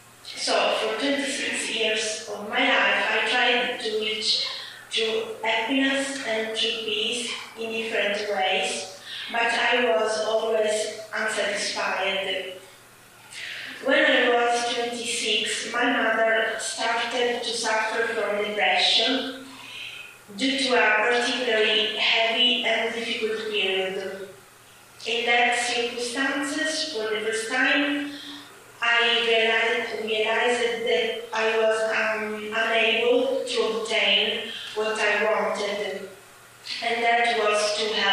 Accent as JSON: {"language": "English", "town": "Syracuse", "region": "Sicily", "country": "Italy", "tie": "born or raised there", "second_language": "English", "said": "I was born in Siracusa, Sicily"}